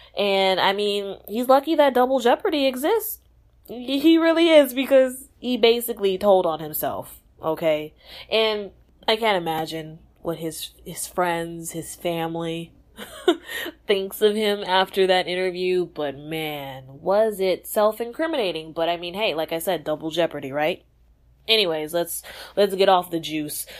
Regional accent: Texas, United States; I'm from Texas

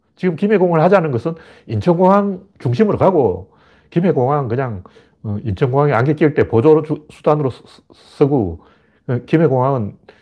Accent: Gyeongju, North Gyeongsang, South Korea; 경주가 제 고향이에요.

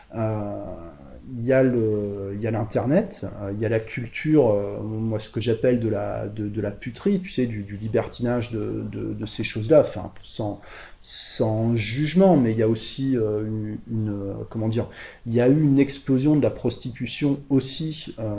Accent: France; chez nous en France, enfin je dis chez moi en fait plutôt

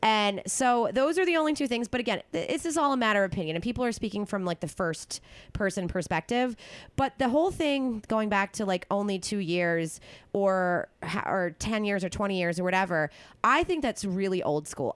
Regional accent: East Coast, United States; I'm from the East Coast

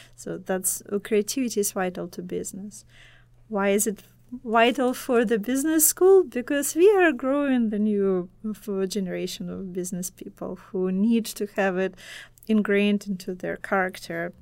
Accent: Belarus; first language Russian; English is a second language; now in United States; my, uh, home, uh, home country is Belarus, and my native language, Russian

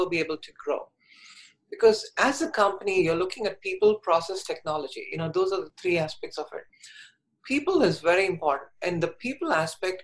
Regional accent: India; moved away; So I was born in India, and when I was 4 years old, I knew I was different.

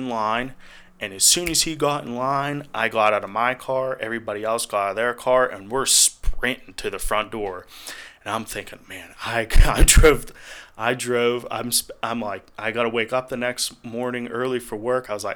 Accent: Memphis, Tennessee, United States; I'm from Memphis

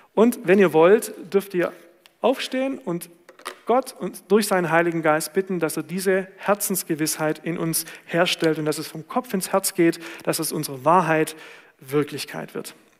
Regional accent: Swabia, Baden-Württemberg, Germany; da, wo ich herkomme

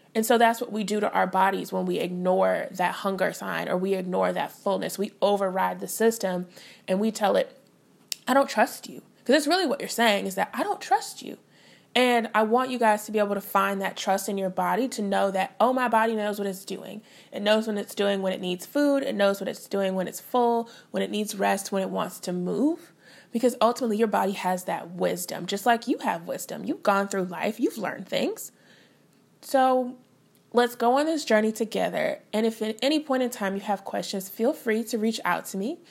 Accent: St. Louis, Missouri, United States; moved away as an adult; also born or lived in Fayetteville, Arkansas / Denton, Texas / Oklahoma; I was born and raised in Saint Louis, Missouri

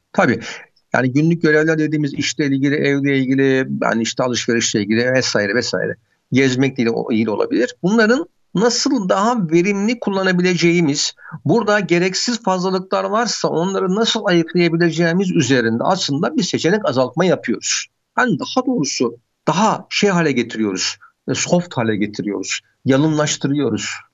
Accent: Istanbul, Turkey; ben Bakırköy'lüyüm.

